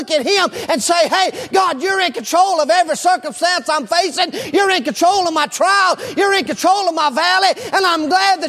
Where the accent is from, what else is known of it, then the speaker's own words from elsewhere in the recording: United States; as an American